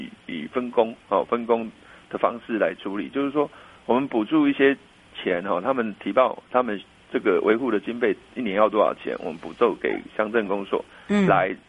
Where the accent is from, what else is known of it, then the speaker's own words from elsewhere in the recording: Taichung, Taiwan; moved away as an adult; now in Yunlin County, Taiwan; 我我我是台中人，